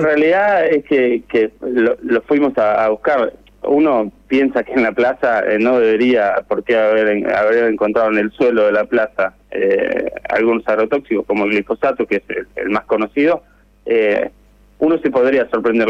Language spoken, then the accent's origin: Spanish; Necochea, Buenos Aires Province, Argentina; moved away; la ciudad donde yo nací